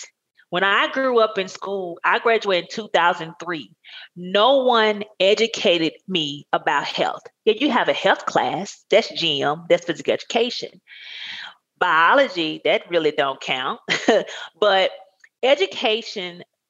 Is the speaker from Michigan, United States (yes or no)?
no; Blackfish, Arkansas, United States; now in Texas, United States; I grew up in Arkansas.